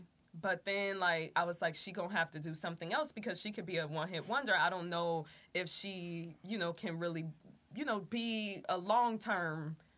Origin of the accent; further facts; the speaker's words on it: Detroit, Michigan, United States; I'm from Detroit.